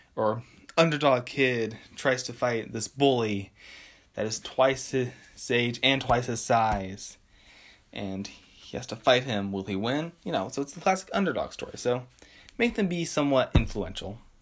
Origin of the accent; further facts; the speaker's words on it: West Coast, United States; I'm from the West Coast.